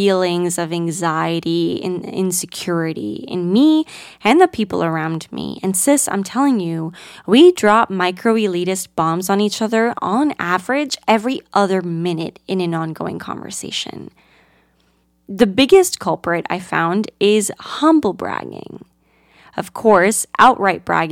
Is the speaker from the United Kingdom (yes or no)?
no; Greece; now in United States; I grew up in Greece, a country universally adored for its rich Mediterranean culture and natural beauty